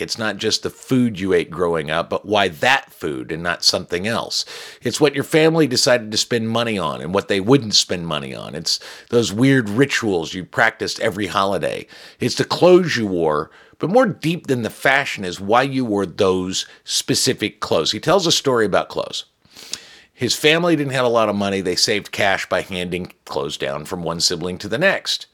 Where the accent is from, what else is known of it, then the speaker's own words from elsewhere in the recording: United States; I'm an American mutt